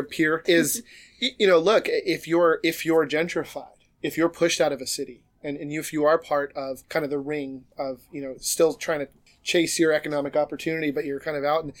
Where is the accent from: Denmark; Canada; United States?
United States; New York; moved away; in New York, growing up